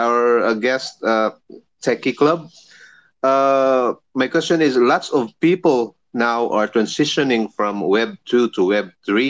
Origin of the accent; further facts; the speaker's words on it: Philippines; I'm from the Philippines